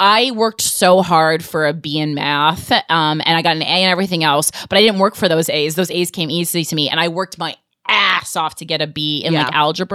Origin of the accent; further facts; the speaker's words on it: New Jersey, United States; moved away as an adult; now in New York, United States; I'm like really proud to be from New Jersey